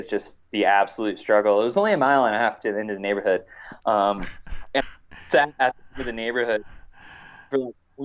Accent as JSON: {"language": "English", "region": "Indiana", "country": "United States", "tie": "born or raised there", "moved": "yes", "lives_now": "Silverton, United States", "said": "I grew up in the Hoosier State"}